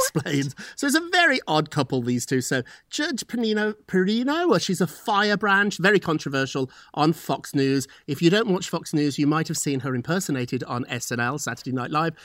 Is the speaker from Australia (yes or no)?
no; United Kingdom; moved away as an adult; now in United States; I'm British